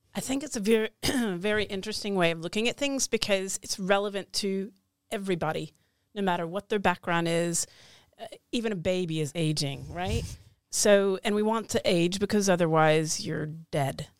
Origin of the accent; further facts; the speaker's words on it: United States; now in Oslo, Norway; I'm an American living in Oslo